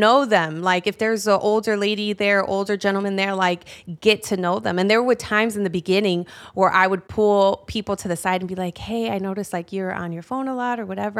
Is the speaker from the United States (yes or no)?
yes; Chicago, Illinois, United States; Born and raised in Chicago my whole life